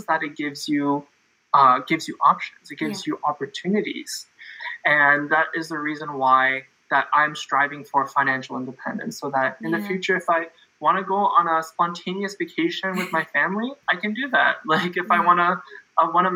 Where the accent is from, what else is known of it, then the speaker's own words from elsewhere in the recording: Canada; I'm from Canada. I'm in Toronto